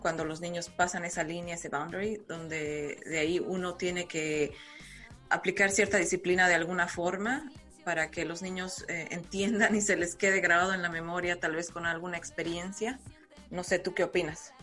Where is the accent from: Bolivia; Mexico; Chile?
Bolivia; La Paz; now in Ireland; yo soy de La Paz, Bolivia, entonces eh, mi, ciudad es un poco más fría